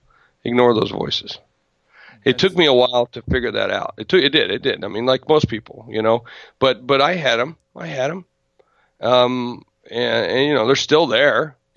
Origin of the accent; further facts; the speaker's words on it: South Dakota, United States; I grew up in South Dakota, and I'm from a state that, you know, most people only know on the map.